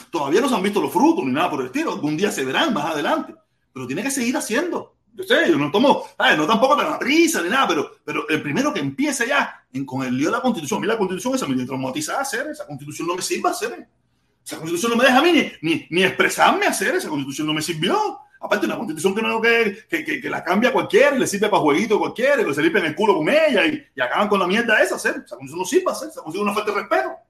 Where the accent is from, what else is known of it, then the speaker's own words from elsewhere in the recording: Cuba; Vamos a hacerlo como los cubanos mandan. Como los cubanos la queremos, pero sin socialismo, sin comunismo. Vamos a inventar algo para nosotros mismos.